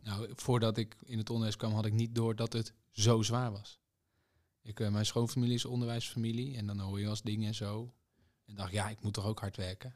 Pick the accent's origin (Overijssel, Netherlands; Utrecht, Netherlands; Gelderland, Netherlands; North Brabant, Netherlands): Overijssel, Netherlands; Zwolle; Ik kom uit Zwolle